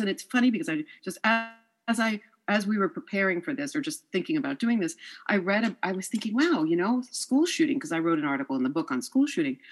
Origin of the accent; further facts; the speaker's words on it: New York, United States; also born or lived in France; I'm from New York